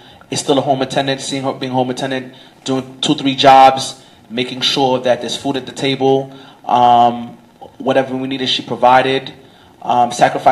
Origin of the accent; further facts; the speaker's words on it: New York City, New York, United States; I'm from Crown Heights, Brooklyn.